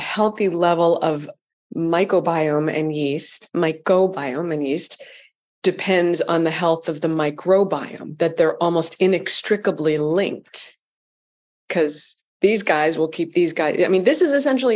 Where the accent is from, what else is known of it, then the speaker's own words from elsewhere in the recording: Framingham, Massachusetts, United States; I was brought up in Framingham.